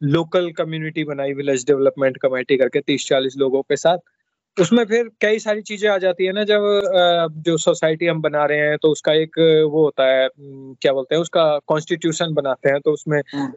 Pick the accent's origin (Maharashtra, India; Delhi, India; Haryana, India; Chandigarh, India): Haryana, India; Mangar; मैंने जब होश संभाला था अपना तो एट्थ नाइन्थ स्टैंडर्ड में उस टाइम हमारे गांव में बहुत माइनिंग होती थी